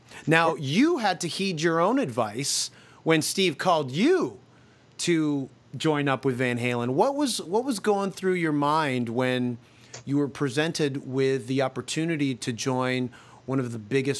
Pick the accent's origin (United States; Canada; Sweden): Canada; Toronto, Ontario; growing up in Toronto